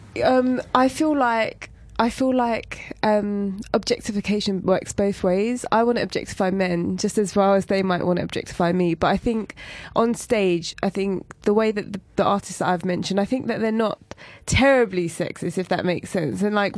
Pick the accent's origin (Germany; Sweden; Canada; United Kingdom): United Kingdom; I talk a lot about identity and being British Asian.